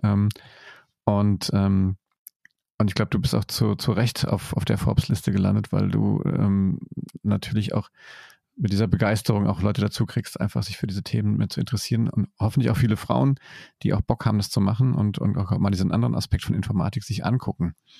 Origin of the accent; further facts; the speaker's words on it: Germany; hier bei uns in Deutschland